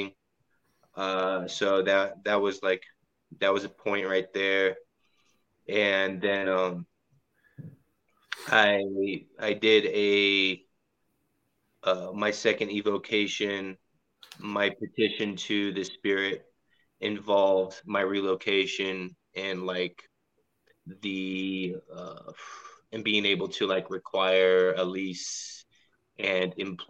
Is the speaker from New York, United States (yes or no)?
no; Southern California, United States; I grew up in SoCal, so I'm used to the heat